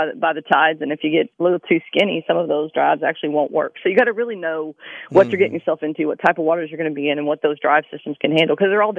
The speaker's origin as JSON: {"language": "English", "region": "Tennessee", "country": "United States", "tie": "born or raised there", "moved": "as an adult", "lives_now": "Hitchcock, United States", "said": "I grew up in Tennessee bass fishing. And when I got down here to Texas, when I got out of service, I moved down here to Hitchcock and hooked in a redfish and a trout."}